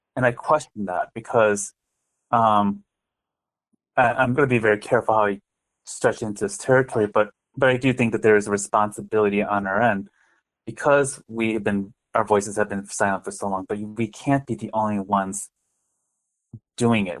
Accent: Westmont, Illinois, United States; also born or lived in Lisle, Illinois / Korea / Chicago; I grew up in the Chicagoland area. I I was born in a town, uh, Lisle, Illinois, which is like about 40 minutes west of Chicago, and I lived in Westmont starting at five years old and into my adult years

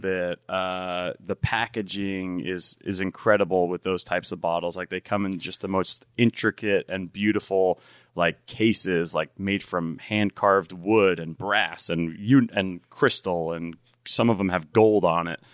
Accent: New Jersey, United States; moved away as an adult; now in Tacoma, United States; I'm originally from New Jersey.

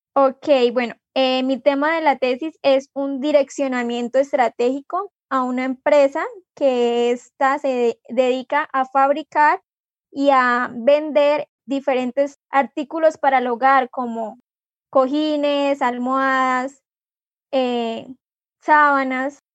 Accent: Vado Real, Santander, Colombia; also born or lived in Moniquirá; me llevaron para eh, Real, que es el pueblo donde viven mis abuelos y donde yo viví durante 15 años de mi vida

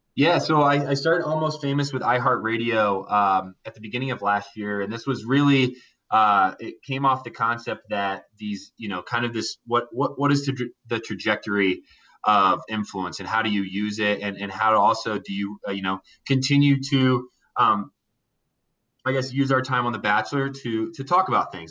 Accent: Indiana, United States; I grew up in Indiana uh, in a small town

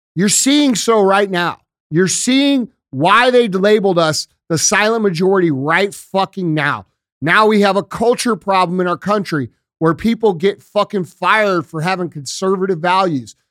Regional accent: United States; We as American citizens

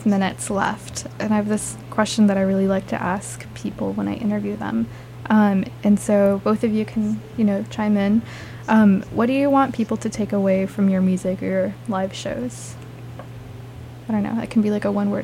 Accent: Bay Area, California, United States; also born or lived in Davis, California; I'm from the Bay Area

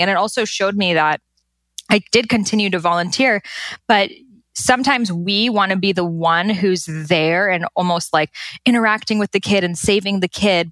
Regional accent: Boston, Massachusetts, United States; I was born and raised in Boston, Massachusetts

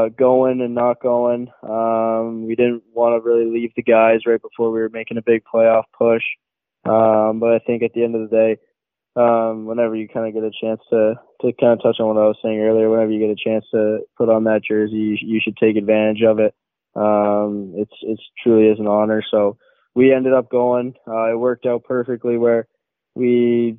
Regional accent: Mississauga, Ontario, Canada; also born or lived in Oakville, Ontario; Grew up in Mississauga my whole life

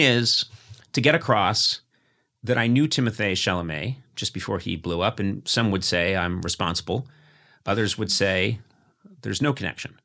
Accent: Brookline, Massachusetts, United States; moved away; we're both from Massachusetts. I'm from Brookline, Mass

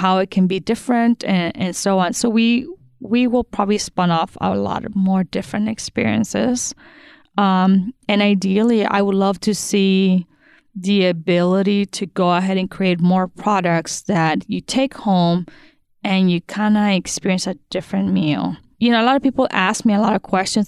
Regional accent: Sonora, Mexico; now in Kansas City, United States; I'm from Sonora, Mexico

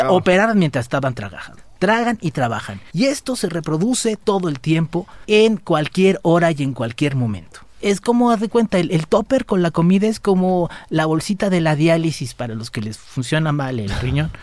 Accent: Mexico; Como somos los mexicanos

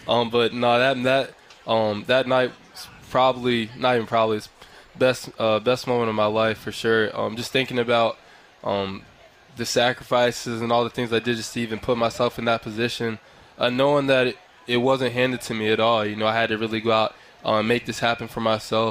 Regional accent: Harrisburg, United States; moved away as an adult; also born or lived in Syracuse; now in Arizona, United States; it was a really good time growing up in Harrisburg

